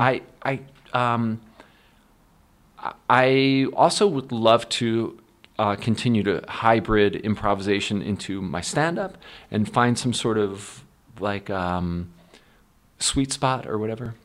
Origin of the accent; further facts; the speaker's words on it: Philadelphia, Pennsylvania, United States; also born or lived in Warminster, Pennsylvania; growing up in Philly